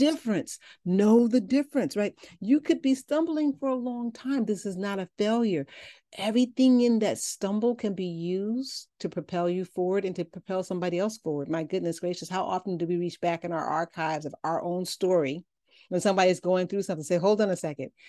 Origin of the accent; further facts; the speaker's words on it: Chicago, Illinois, United States; I'm from Chicago